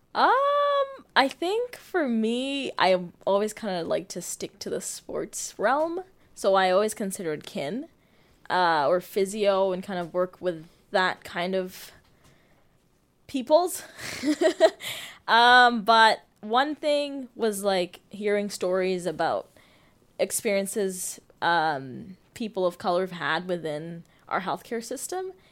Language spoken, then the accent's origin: English; Toronto, Ontario, Canada; moved away as an adult; also born or lived in Uganda / Ottawa; now in Abbotsford, Canada; I was born in Uganda, grew up in Toronto most of my life.